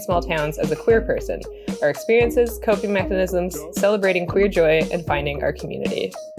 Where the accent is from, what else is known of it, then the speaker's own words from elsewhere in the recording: Smithers, British Columbia, Canada; I myself, I'm a small town queer. I did the thing and moved away in my 20s to a big city, then moved back to my hometown of Smithers, BC on Wet'suwet'en territory during the pandemic.